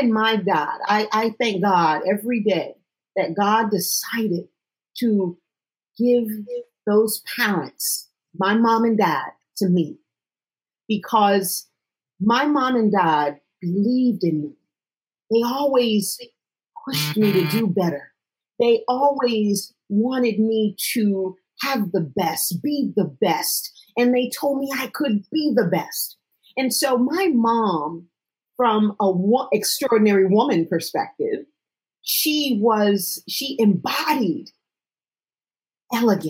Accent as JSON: {"language": "English", "region": "Connecticut", "country": "United States", "said": "I am from Connecticut"}